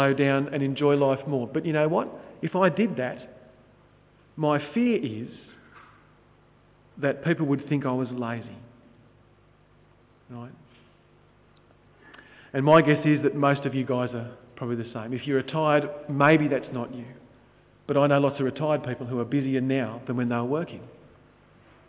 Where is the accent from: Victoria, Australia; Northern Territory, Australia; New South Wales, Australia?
New South Wales, Australia; Sydney; I'm an idiot from Sydney